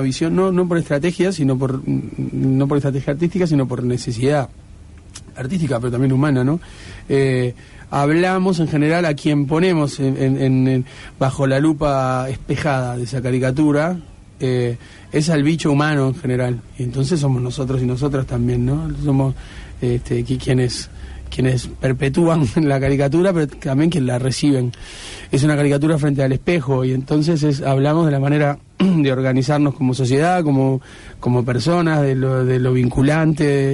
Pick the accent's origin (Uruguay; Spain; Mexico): Uruguay